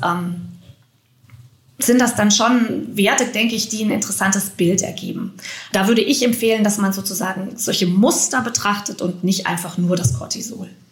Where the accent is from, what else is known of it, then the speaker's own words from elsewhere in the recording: Germany; hier bei uns in Deutschland